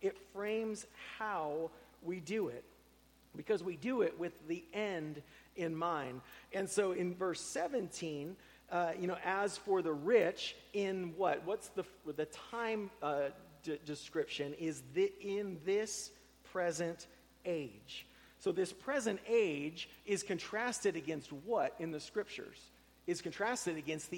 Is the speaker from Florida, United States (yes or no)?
yes; Tampa, Florida, United States; moved away; I grew up in Tampa, where nobody was from there